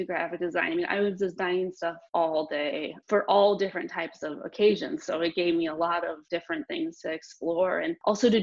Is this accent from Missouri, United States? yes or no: yes; St. Louis, Missouri, United States; moved away as an adult; also born or lived in San Diego; now in Pittsburgh, United States; I'm from St. Louis